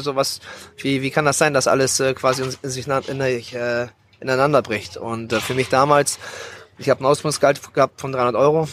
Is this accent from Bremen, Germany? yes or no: yes; Bremerhaven, Bremen, Germany; moved away as an adult; now in Thailand; in meiner Heimatstadt Bremerhaven, wo ich geboren und aufgewachsen bin